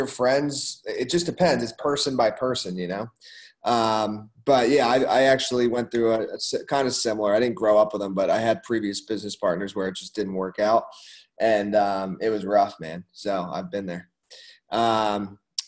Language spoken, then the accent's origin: English; Philadelphia area, Pennsylvania, United States; I always just say Philly, because I mean most people don't know Doylestown or Pottstown or like Bucks County